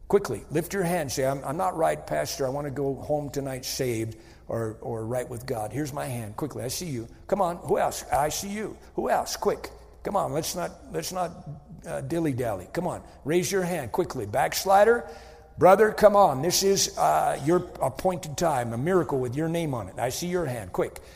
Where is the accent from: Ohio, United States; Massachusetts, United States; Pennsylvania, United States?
Massachusetts, United States; Wenham; moved away; I'm from Wenham, Massachusetts. Wenham is a little dinky town of 3,000 people